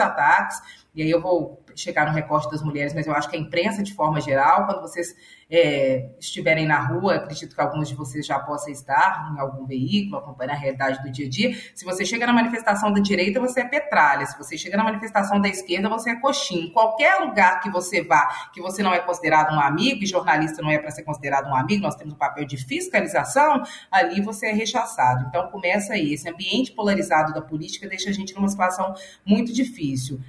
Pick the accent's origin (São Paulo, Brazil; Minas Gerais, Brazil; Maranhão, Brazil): Minas Gerais, Brazil; Belo Horizonte; moved away as an adult; now in Brasília, Brazil; eu sou do Taquari